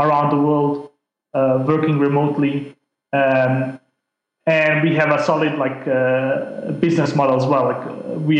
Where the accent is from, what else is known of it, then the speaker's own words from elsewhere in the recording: Denmark; English is a second language; also born or lived in Bosnia; I grew up in Denmark, got my education there